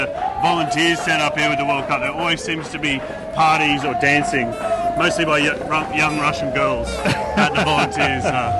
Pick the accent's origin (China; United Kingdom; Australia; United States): Australia; We're Australian, obviously.